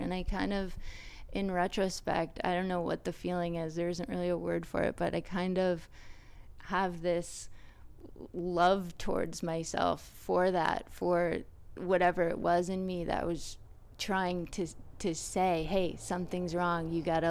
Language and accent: English; Huntington, New York, United States; Huntington, Long Island.